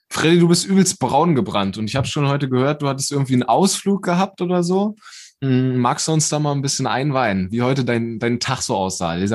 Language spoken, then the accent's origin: German; Hamburg, Germany; moved away as an adult; ja, ich komme aus Hamburg, bin da vor zwei Jahren hergezogen zur Ausbildung.